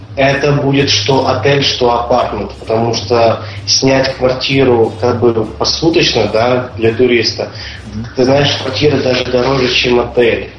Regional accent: Voronezh, Voronezh Oblast, Russia; now in New York, United States; города Воронежа, откуда мы с тобой родом.

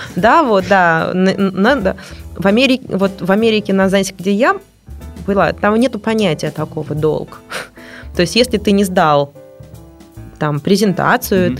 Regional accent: Russia; я из России

